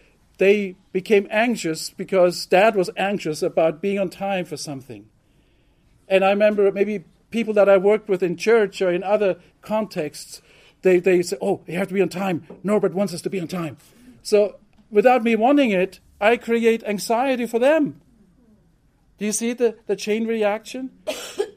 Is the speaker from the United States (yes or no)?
no; Germany; moved away; growing up in Germany, I learned to be punctual